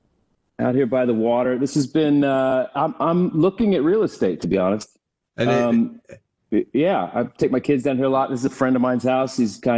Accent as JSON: {"language": "English", "region": "Oklahoma", "country": "United States", "tie": "born or raised there", "moved": "yes", "lives_now": "Los Angeles, United States", "said": "I grew up in Oklahoma"}